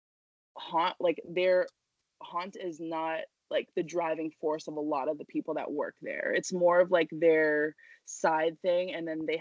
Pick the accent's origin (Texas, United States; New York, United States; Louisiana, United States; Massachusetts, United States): New York, United States; I grew up in New York